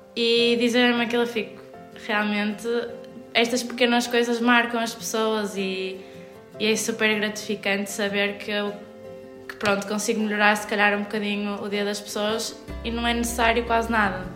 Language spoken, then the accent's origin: Portuguese; Guimarães, Norte, Portugal; also born or lived in Porto; sou de Guimarães, estou a estudar no Porto, na Faculdade de Arquitetura.